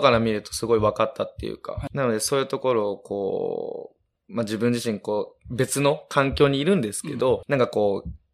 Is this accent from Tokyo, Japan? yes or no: no; Osaka, Japan; now in Minamiminowa, Japan; 大阪出身なので